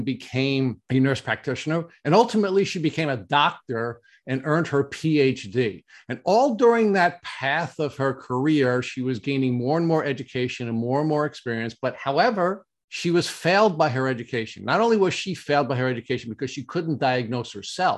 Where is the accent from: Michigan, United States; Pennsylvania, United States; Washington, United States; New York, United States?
New York, United States; Long Island; when we have more than two Long Islanders on our podcast, we give a trigger warning because we are going to butcher the English language